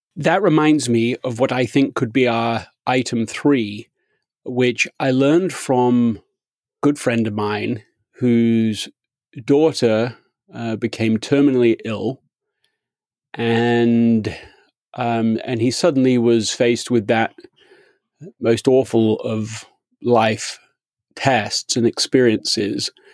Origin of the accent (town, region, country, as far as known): England, United Kingdom; moved away as an adult; now in United States